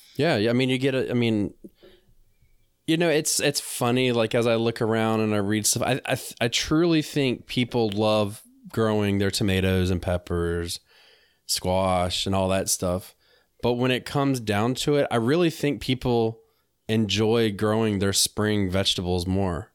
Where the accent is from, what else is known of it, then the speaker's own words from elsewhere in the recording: North Carolina, United States; I'm from North Carolina, I was just living up there for a period of time.